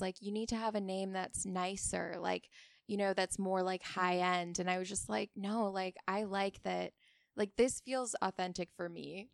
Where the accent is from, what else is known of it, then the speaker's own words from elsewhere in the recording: Oahu, Hawaii, United States; now in Ventura, United States; I grew up in Hawaii